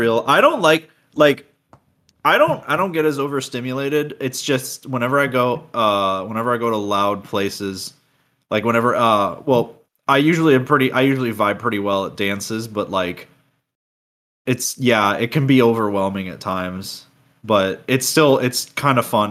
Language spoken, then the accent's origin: English; Florida, United States; I'm from Florida.